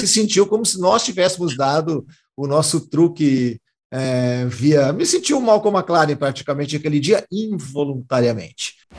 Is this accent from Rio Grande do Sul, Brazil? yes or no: yes; Montenegro, Rio Grande do Sul, Brazil; moved away; quando eu era moleque, em Montenegro, onde eu nasci, onde a minha família mora, e, e eu morava